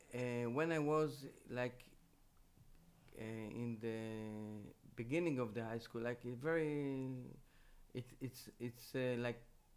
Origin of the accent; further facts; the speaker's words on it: Jerusalem, Jerusalem District, Israel; I was born in Jerusalem, 4 generation in Jerusalem.